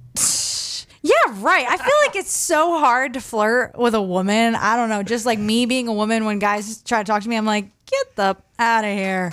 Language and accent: English; Southern Maine, United States; growing up in Southern Maine my whole life